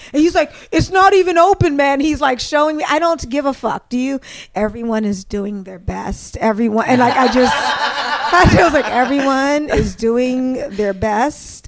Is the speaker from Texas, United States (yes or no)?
no; Prince George's County, Maryland, United States; moved away as an adult; also born or lived in Brooklyn, New York; now in New York, United States; I grew up in Maryland, right outside of D.C. in Prince George's County.